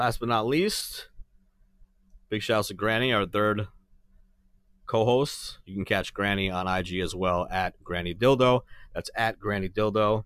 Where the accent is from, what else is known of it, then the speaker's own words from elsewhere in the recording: New York, United States; I'm from New York